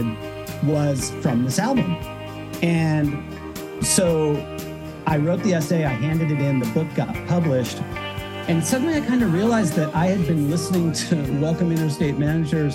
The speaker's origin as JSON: {"language": "English", "area": "South Bay", "region": "Southern California", "country": "United States", "tie": "born or raised there", "said": "I grew up in the South Bay in Southern California"}